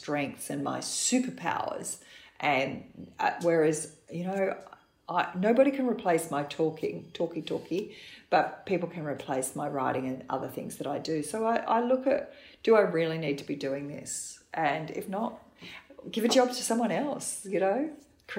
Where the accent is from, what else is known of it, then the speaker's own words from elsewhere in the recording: Australia; we're Australian